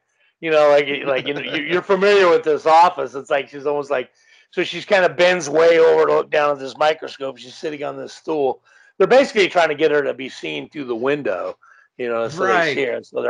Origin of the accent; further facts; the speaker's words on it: Los Angeles, California, United States; also born or lived in Woodland Hills; I grew up in Canoga Park.